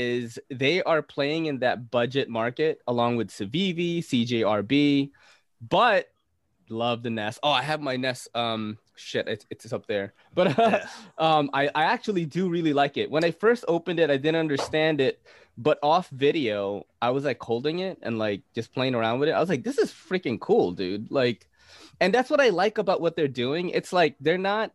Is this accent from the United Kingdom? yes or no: no; Philippines; I'm Filipino